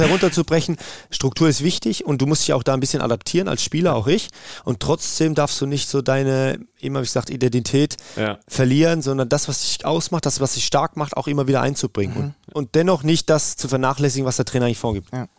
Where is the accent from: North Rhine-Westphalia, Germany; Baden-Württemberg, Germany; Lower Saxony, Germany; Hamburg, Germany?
Baden-Württemberg, Germany; Karlsruhe-Heidelberg region; moved away as an adult; now in Meerbusch, Germany; wir sind ja ähm, aus der Region Karlsruhe-Heidelberg, aus der Ecke